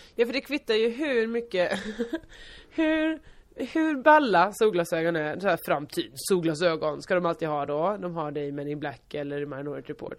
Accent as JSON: {"language": "Swedish", "area": "Hylte", "region": "Halland County", "country": "Sweden", "tie": "born or raised there", "moved": "yes", "said": "när jag kommer från Stubbabo Hylte"}